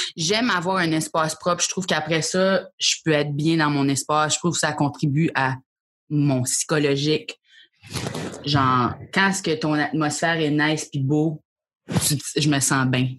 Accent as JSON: {"language": "French", "region": "New Brunswick", "country": "Canada", "tie": "born or raised there", "also_born_or_lived": "Acadian Peninsula", "said": "je viens d'une partie du Nouveau-Brunswick, c'est pas tout l'océan."}